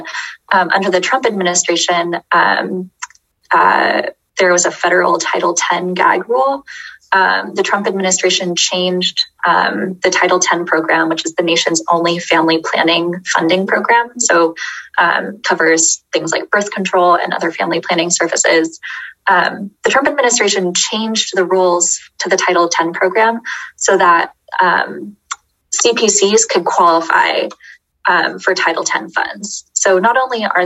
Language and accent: English; Beaverton, Oregon, United States; I grew up in Beaverton